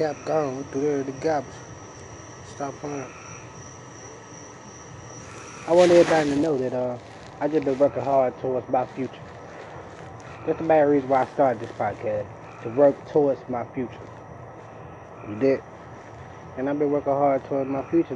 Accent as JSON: {"language": "English", "town": "Memphis", "region": "Tennessee", "country": "United States", "said": "I'm from North Memphis"}